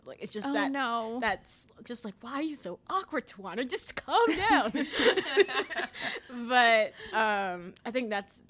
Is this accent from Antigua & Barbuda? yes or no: yes; Antigua & Barbuda; also born or lived in South Florida, United States / Mississippi, United States; now in Louisville, United States; I was in Antigua. I grew up in Antigua, by the way. I was born there.